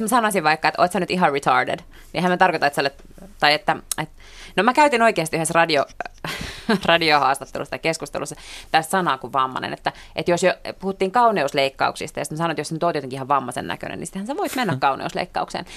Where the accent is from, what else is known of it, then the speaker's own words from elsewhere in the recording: Helsinki, Uusimaa, Finland; mä oon tällainen niin hirveän etuoikeutettu suomenruotsalainen töölöstä